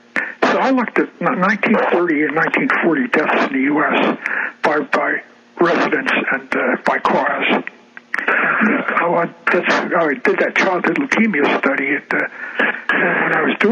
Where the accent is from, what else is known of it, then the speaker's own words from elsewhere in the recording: Olympia, Washington, United States; I checked through my hometown of Olympia, they got it in 1902.